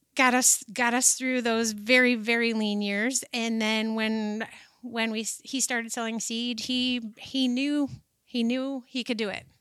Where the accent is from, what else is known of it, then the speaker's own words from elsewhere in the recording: Shelby Township, Michigan, United States; I was born and raised in, down by Pontiac, this little town, and now it's a big town, Shelby Township, Michigan